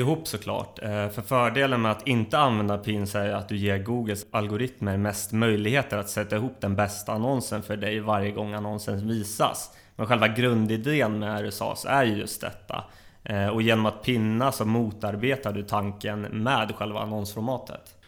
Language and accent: Swedish; Uppsala, Uppsala County, Sweden; jag är uppväxt i Uppsala, där jag även bor i dagsläget.